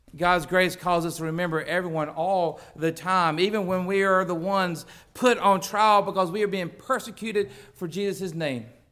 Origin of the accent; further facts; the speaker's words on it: United States; I was born in the United States where such freedom exists